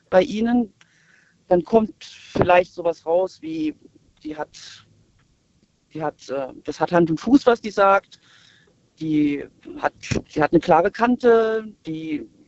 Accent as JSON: {"language": "German", "region": "Baden-Württemberg", "country": "Germany", "said": "Wir kommen aus Karlsruhe und Stuttgart."}